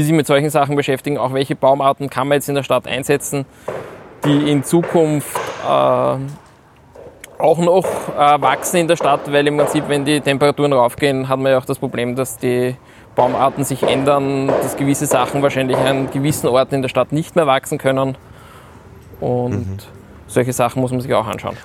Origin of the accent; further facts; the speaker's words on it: Vienna, Austria; bin gebürtiger Wiener